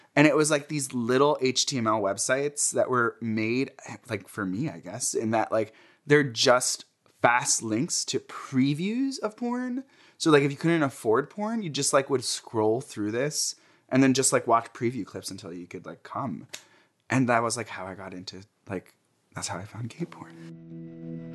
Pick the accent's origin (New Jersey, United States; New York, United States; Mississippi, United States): New Jersey, United States; Jersey City; I grew up in New Jersey. Uh, my parents immigrated here from Egypt and had me in Jersey City